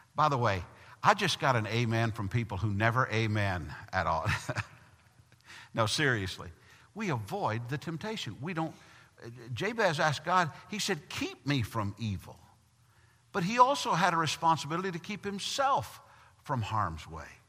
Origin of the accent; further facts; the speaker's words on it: Tennessee, United States; moved away; I'm from Tennessee